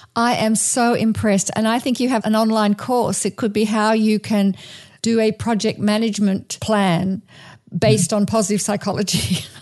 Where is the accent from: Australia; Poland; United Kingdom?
Australia; moved away as an adult; now in United States; coming from Australia, I come from an Anglo-Saxon kind of cultural heritage